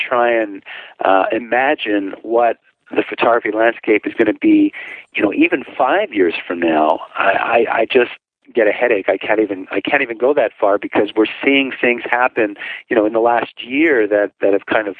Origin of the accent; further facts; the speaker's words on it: Canada; now in New York City, United States; I'm originally from Canada, so I don't think any day is really that cold because I've experienced real cold